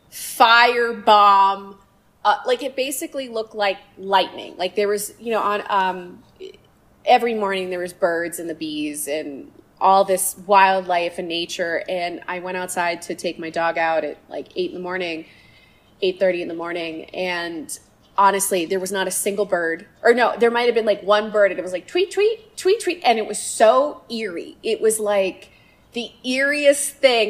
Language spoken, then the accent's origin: English; Concord, Massachusetts, United States; moved away; I grew up in Concord, Carlisle